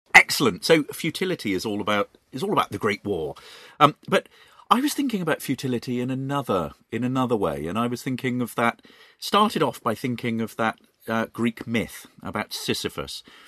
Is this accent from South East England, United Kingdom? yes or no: yes; Reading, South East England, United Kingdom; Reading is my hometown